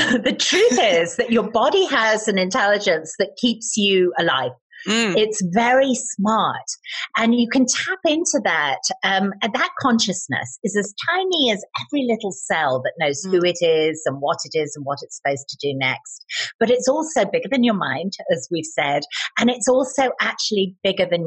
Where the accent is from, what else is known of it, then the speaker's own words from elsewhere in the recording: United Kingdom; I'm British